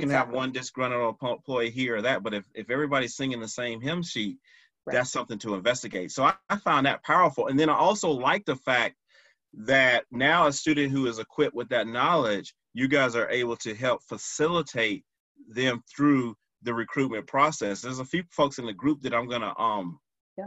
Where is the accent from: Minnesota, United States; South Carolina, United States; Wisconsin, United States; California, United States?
South Carolina, United States; Clover; moved away; When I was growing up in Clover, Rock Hill had the only McDonald's.